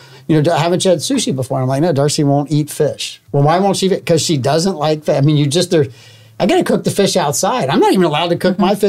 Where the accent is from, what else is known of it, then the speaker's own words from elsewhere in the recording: the South, United States; I'm from the South.